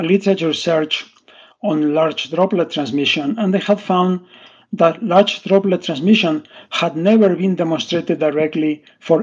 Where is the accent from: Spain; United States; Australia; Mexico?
Spain; moved away; I'm originally from Spain.